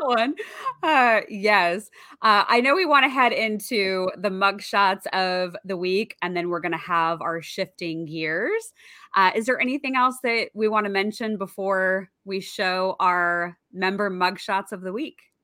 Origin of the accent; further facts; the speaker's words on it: outside of the Seattle area, Washington, United States; I grew up outside of the Seattle area